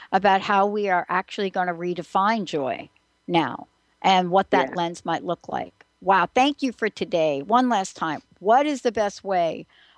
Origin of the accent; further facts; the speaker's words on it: New York, United States; I grew up in New York